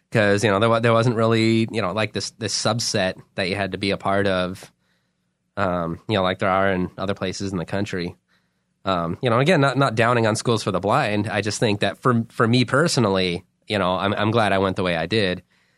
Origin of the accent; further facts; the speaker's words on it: Alaska, United States; I grew up in Alaska from like 4 to 18, I think, basically. My dad is in the Air Force and they moved us there.